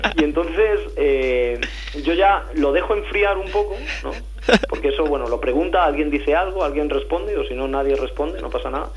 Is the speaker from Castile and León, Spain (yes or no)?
yes; Valladolid, Castile and León, Spain; moved away as an adult; now in Madrid, Spain; como yo me he criado en Valladolid, en mi infancia, adolescencia en Valladolid